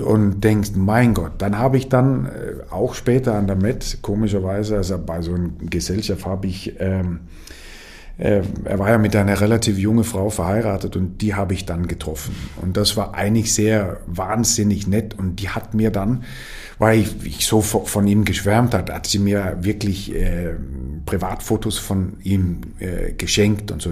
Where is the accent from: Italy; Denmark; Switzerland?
Denmark; moved away as an adult; now in Vienna, Austria; man fühlt sich äh, als Däne eigentlich sehr äh, dänisch hier